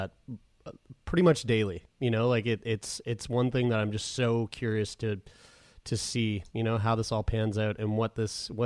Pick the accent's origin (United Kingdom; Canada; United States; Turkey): Canada; we're from Canada